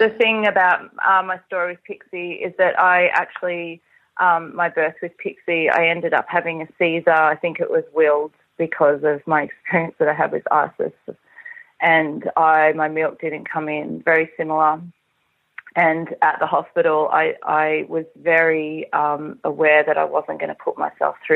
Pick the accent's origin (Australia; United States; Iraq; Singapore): Singapore; I was born in Singapore